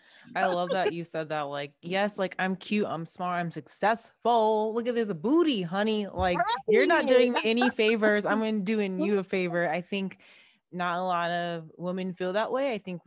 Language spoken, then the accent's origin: English; Henderson, Nevada, United States; I grew up in Henderson and I'm a regular person, but I was always the only black kid.